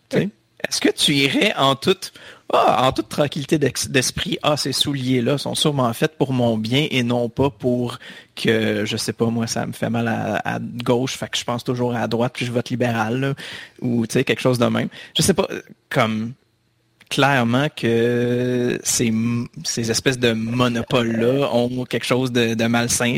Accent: Laval, Quebec, Canada; où j'habitais quand j'étais petit, il y avait une place qui s'appelait réellement la place publique

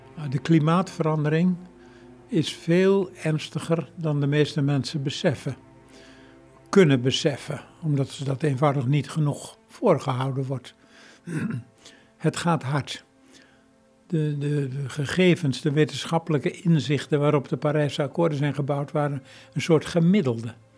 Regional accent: Veluwe, Gelderland, Netherlands; Ik ben opgegroeid op de Veluwe, te midden van bomen

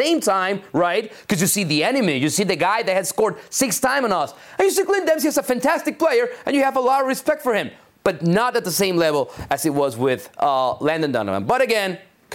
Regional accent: Mexico; me being born and raised in Mexico

